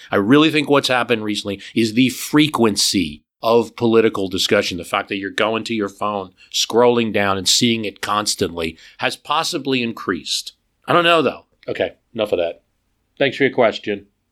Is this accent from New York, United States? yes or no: no; New Jersey, United States; my home state of New Jersey